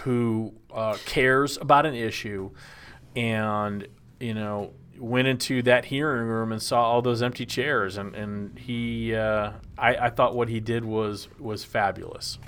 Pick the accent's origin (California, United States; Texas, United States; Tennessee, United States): Texas, United States; The best part of growing up in Texas is being in Texas